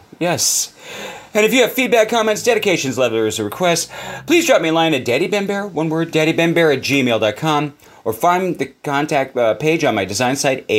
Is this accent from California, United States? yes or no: yes; Los Angeles, California, United States; My hometown.